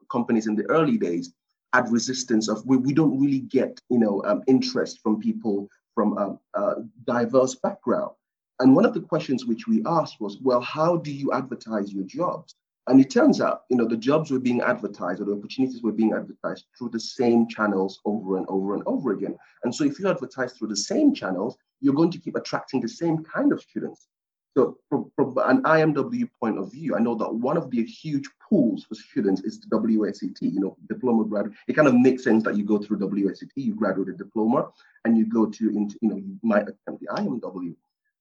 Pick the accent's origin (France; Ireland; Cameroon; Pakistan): Cameroon; moved away; I was born in Cameroon, West Africa, on the coast of West Africa. And it's a small kind of fishing town